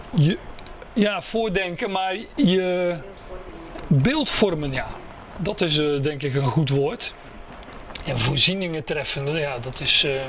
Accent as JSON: {"language": "Dutch", "country": "Netherlands", "said": "daar zijn we Nederlanders voor"}